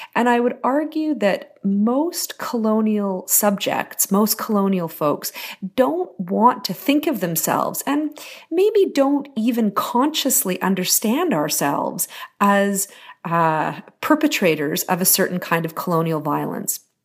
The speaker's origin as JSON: {"language": "English", "town": "Terrace", "region": "British Columbia", "country": "Canada", "tie": "born or raised there", "also_born_or_lived": "Haida Gwaii", "said": "I grew up in very, very small, remote communities in, in British Columbia. I grew up on Haida Hawaiian and Terrace."}